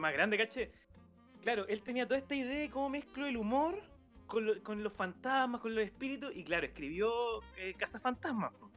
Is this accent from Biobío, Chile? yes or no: yes; Concepción, Biobío, Chile; en Conce, que nosotros somos de Conce